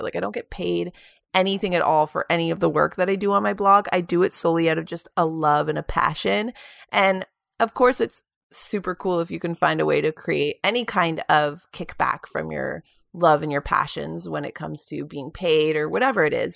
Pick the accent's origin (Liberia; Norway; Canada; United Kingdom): Canada; Kingston, Ontario; moved away as an adult; now in Toronto, Canada; Kingston, my hometown